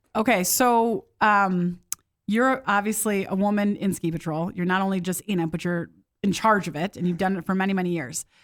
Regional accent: Midwest, United States; moved away; I grew up in the Midwest

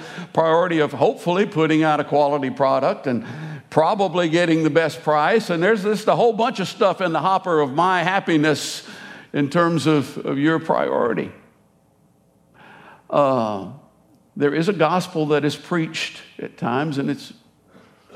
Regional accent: United States; I am American

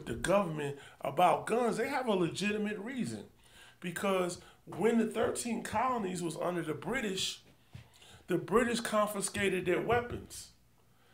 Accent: New York, United States; now in Texas, United States; I'm from New York

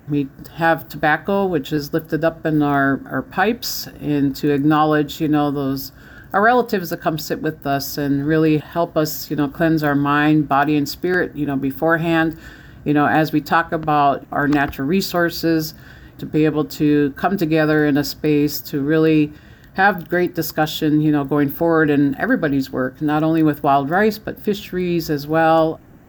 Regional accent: Red Lake, Minnesota, United States; born there; Keweenaw Bay Indian Community, where my dad is from, located in the Upper Peninsula of Michigan, and I was born in Red Lake, Minnesota, where my mom is from.

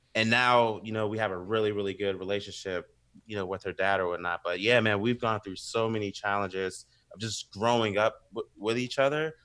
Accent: the South, United States; we literally grew up together, and we're from the South too

